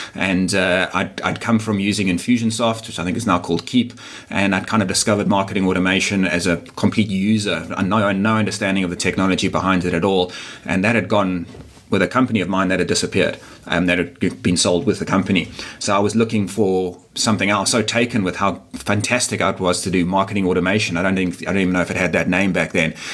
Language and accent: English; Durban, KwaZulu-Natal, South Africa; moved away as an adult; now in Cape Town, South Africa; I'm actually not from Cape Town. I'm from Durban, which is a, a, a smaller, uh, still significant, but a smaller city on the east coast of, uh, of South Africa.